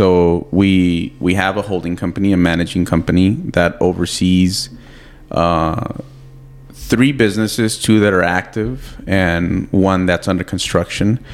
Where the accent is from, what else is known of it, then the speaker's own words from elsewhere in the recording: San Elizario, Texas, United States; we also are building a fitness facility back in my hometown in San Eli.